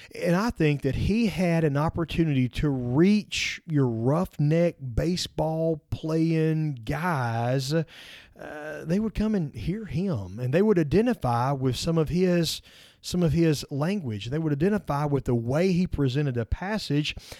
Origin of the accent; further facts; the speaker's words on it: Alcorn County, Mississippi, United States; accent: redneck; the church that I call my home church. I was there for the first sixteen years of my life